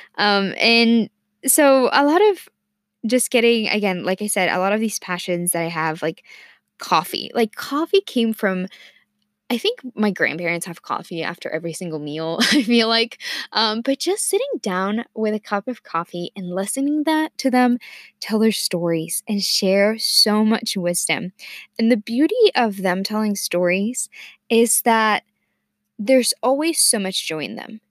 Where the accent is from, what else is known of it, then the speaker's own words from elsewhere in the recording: Mexico City, Mexico; first language Spanish; English is a second language; also born or lived in Ohio, United States; now in Virginia, United States; of my life in Mexico City, of course, um, and then I moved to the U S to Ohio, um, seven years ago